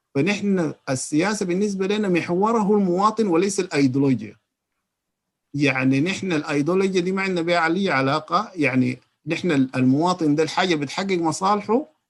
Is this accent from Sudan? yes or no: yes; Sudan; عندنا في السودان